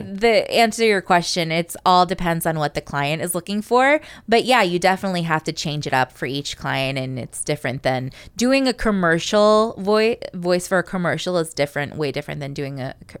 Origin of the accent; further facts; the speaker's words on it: Bethany, Connecticut, United States; from Bethany, Connecticut.